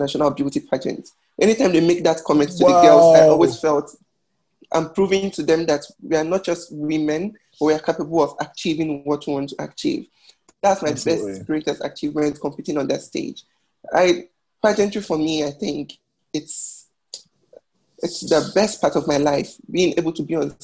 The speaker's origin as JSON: {"language": "English", "region": "Delta", "country": "Nigeria", "also_born_or_lived": "Ghana", "moved": "yes", "lives_now": "Madrid, Spain", "said": "I'm from Nigeria. From Delta State in Nigeria."}